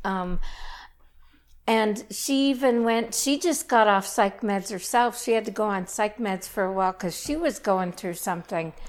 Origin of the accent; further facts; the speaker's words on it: Saskatchewan, Canada; moved away as an adult; also born or lived in Lethbridge; I grew up in Saskatchewan, went to university in Lethbridge